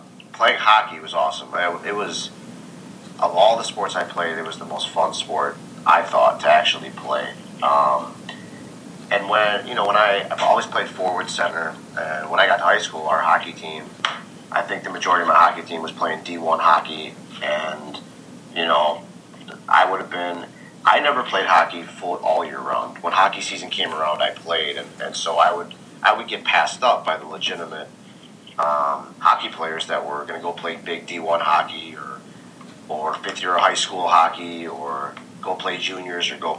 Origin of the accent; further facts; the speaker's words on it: Minneapolis, Minnesota, United States; I grew up in Minneapolis, Minnesota